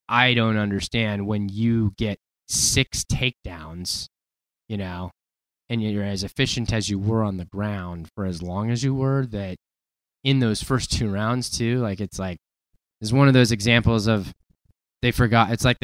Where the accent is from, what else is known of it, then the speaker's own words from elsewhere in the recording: Spokane, Washington, United States; Brady's from my hometown of Spokane, Washington. I'm not trying to be a hometown homer here.